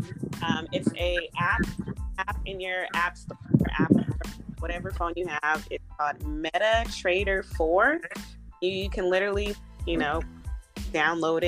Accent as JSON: {"language": "English", "area": "the Bay Area", "region": "California", "country": "United States", "moved": "yes", "lives_now": "Los Angeles, United States", "said": "I'm originally from the Bay Area, live in Los Angeles, California"}